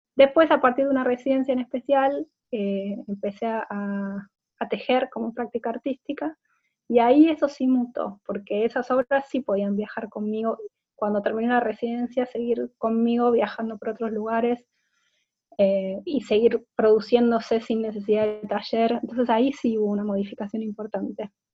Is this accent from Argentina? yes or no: yes; Argentina; moved away as an adult; also born or lived in Buenos Aires / Dublin, Ireland; soy artista visual de Argentina. En los últimos siete años viví entre Buenos Aires e Irlanda, Dublín